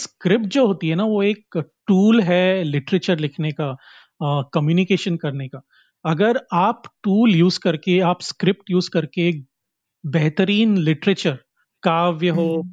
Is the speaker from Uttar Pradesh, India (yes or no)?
no; Karnataka, India; मैं एक uh, कोंकणी आदमी हूँ और मैं कर्नाटका से आता हूँ